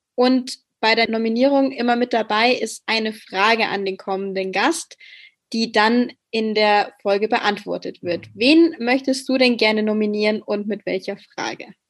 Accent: Bavaria, Germany; ich komme selbst aus Bayern

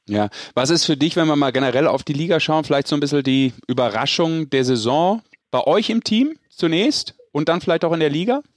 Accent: Düsseldorf, North Rhine-Westphalia, Germany; Dem gebürtigen Düsseldorfer.

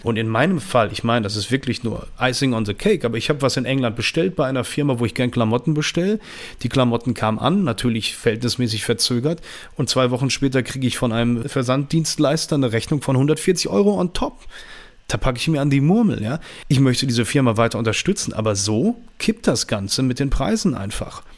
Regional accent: Düsseldorf, North Rhine-Westphalia, Germany; ich komme aus Düsseldorf, bin 41 Jahre alt

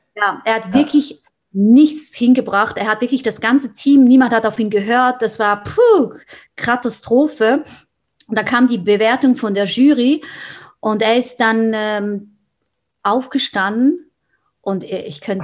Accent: Switzerland; Ich bin aus der Schweiz

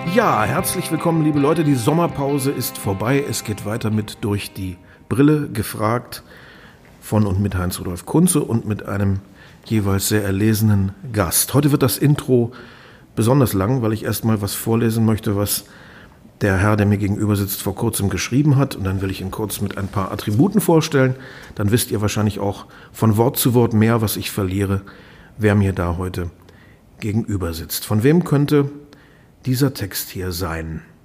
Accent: Lower Saxony, Germany; Wir sind beide in Niedersachsen aufgewachsen

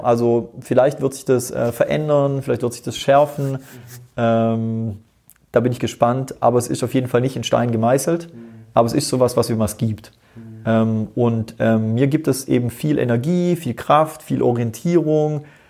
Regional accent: Tyrol, Austria; ich bin in Tirol geboren

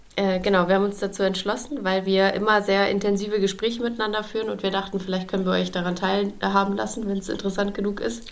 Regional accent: Lübeck, Schleswig-Holstein, Germany; moved away as an adult; now in Berlin, Germany; Ich bin nämlich aus Lübeck

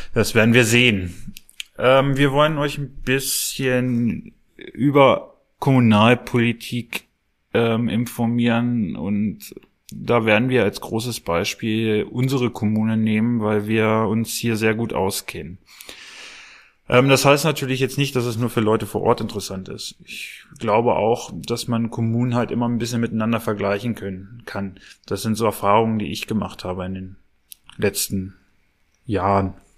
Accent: Clausthal-Zellerfeld, Lower Saxony, Germany; ich bin in Klausterzeller Feld geboren

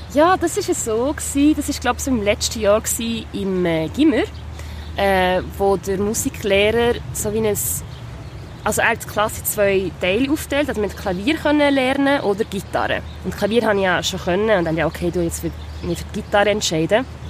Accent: Biel, Bern, Switzerland; now in Basel, Switzerland; Ich bin ja in Biel aufgewachsen, also meine grösste Zeit

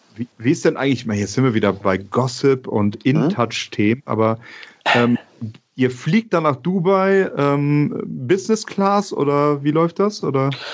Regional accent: Bonn, North Rhine-Westphalia, Germany; also born or lived in Kiel; ich bin ja Bonner, von daher ist mein Verein die Telekom Baskets Bonn

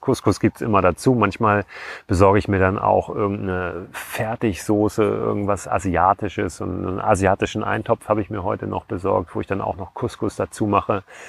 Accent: Germany; wir sind Deutsche

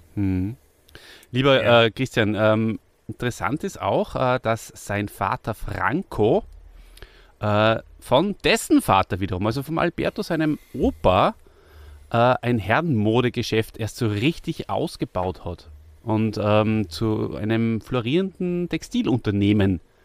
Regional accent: Austria; wir sind Österreicher

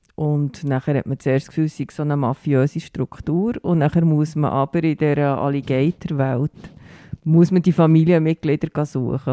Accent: Bern, Switzerland; Ich komme aus Bern

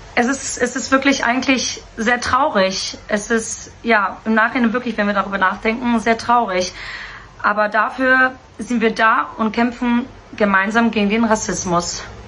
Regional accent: Hamburg, Germany; Weil ich als gebürtige Hamburgerin, ähm, ich, ich, ich kann Deutsch sprechen, ich bin hier aufgewachsen

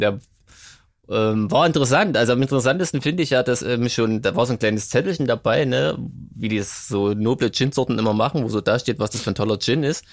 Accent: Gera, Thuringia, Germany; moved away; ich war in meiner alten Heimat mal wieder

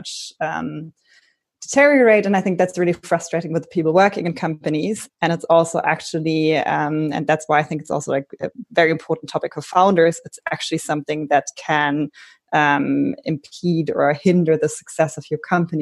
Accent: Berlin, Germany; I'm originally from Berlin.

